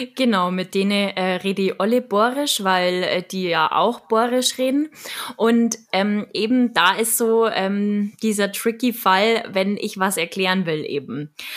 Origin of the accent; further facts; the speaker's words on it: Munich, Bavaria, Germany; accent: Bavarian; ich bin ja auch in München geboren und habe halt dementsprechend den Dialekt